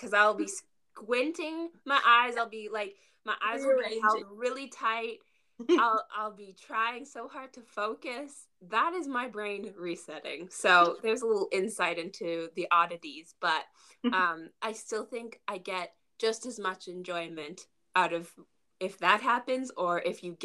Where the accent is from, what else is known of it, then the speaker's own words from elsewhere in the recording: Canada; we're Canadian